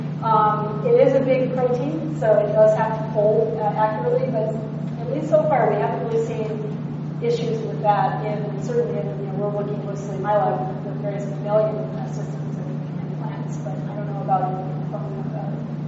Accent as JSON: {"language": "English", "region": "Hawaii", "country": "United States", "tie": "born or raised there", "moved": "yes", "lives_now": "California, United States", "said": "Hawaii, which was great, back to my hometown"}